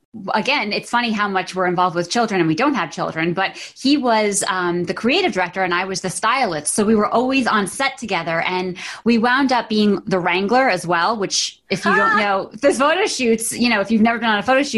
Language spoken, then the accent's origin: English; Monroe, United States; moved away as an adult; also born or lived in New York City; I left Monroe. I went to New York City. I went to FIT.